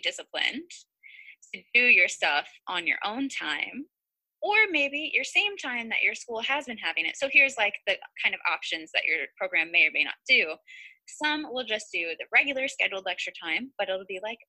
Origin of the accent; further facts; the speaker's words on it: Ohio, United States; I'm from Ohio